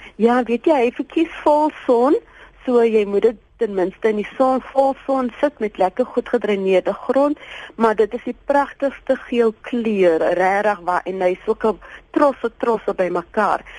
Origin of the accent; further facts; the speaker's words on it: Abbotsdale, Western Cape, South Africa; Ek is eintlik van Abbotstyle, net so by die Kenmarmsbury, dis 'n klein sendingstorpie. Dis waar ek groot geword